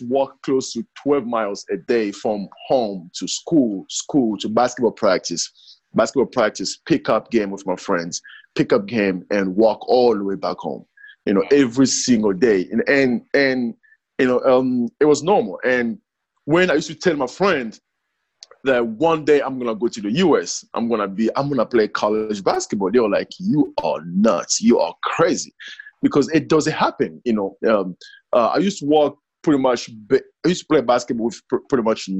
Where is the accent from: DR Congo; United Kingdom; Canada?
DR Congo; moved away; I was born in the Congo